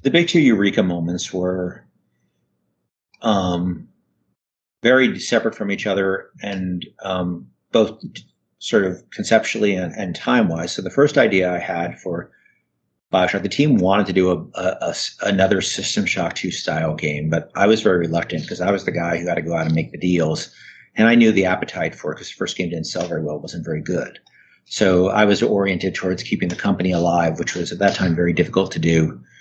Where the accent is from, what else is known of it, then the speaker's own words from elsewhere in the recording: northern New Jersey, United States; also born or lived in New York City, United States; I was born in New York, and I grew up in northern New Jersey, which is not very far from New York.